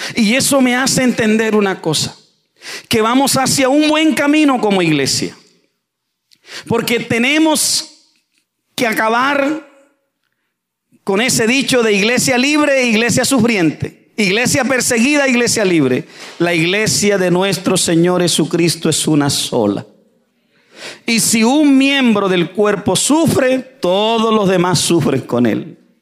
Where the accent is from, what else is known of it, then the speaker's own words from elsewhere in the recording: Santa Fe de Ralito, Córdoba, Colombia; yo vengo de las montañas de Colombia. YouTube, usted escribe mi pueblo, Santa Fe de Ralito